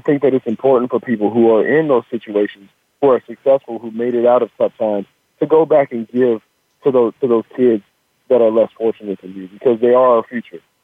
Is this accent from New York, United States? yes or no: no; Washington, United States; also born or lived in Sacramento, California; I was born in Sacramento, and I was um, I was I actually moved up to Washington State when I was six years old